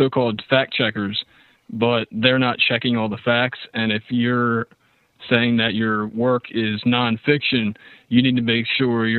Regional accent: Dundalk, Maryland, United States; I'm from a town right off Baltimore called Dundalk. But I say I'm from Baltimore because nobody knows where Dundalk

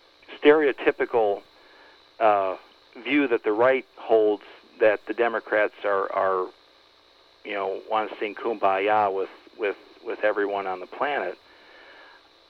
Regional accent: Flint, Michigan, United States; now in Detroit area, United States; I'm actually from Flint originally, just north of Flint

